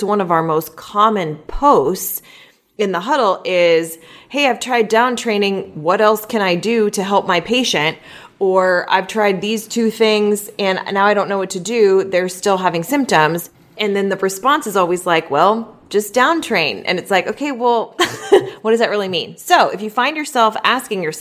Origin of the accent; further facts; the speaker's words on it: Southern California, United States; we are from Southern California